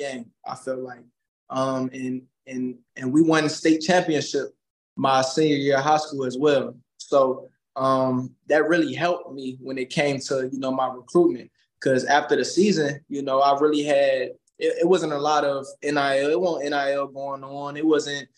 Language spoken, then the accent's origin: English; Virginia, United States; now in Louisville, United States; I'm from Virginia